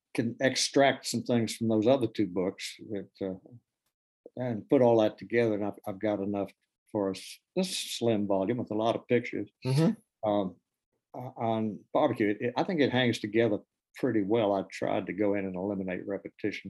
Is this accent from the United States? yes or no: yes; East Tennessee, United States; I'm from East Tennessee, and we don't have a real barbecue tradition.